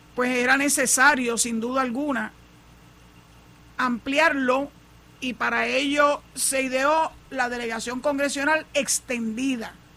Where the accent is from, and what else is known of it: Puerto Rico